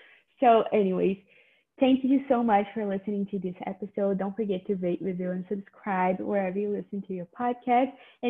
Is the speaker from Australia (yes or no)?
no; Canada; I used to think that like my whole identity was being a Canadian high schooler. So I always thought like, oh, I'm different. I'm a Canadian high schooler or something.